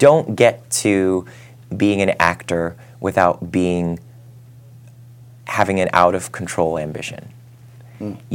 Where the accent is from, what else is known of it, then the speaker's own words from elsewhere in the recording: Ohio, United States; I'm from Ohio. I'm an Irish Catholic